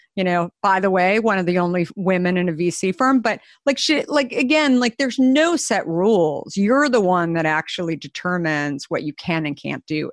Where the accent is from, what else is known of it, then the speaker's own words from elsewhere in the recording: Arizona, United States; moved away; I grew up in Arizona